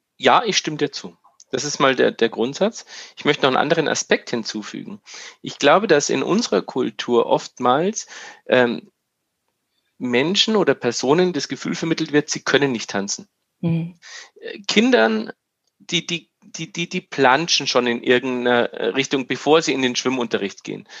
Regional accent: Bavaria, Germany; wie wir bei uns in Bayern sagen

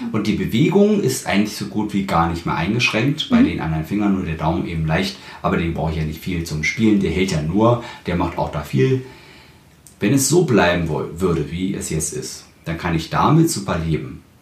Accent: Berlin, Germany; ich bin ja auch Berliner

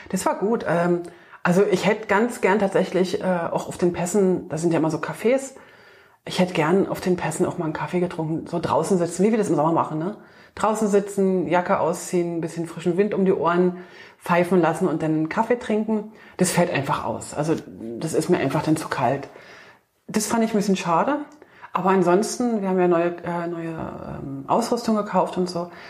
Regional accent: Bern, Switzerland; als Berner äh, sind wir ja gerade Schweizer Meister geworden

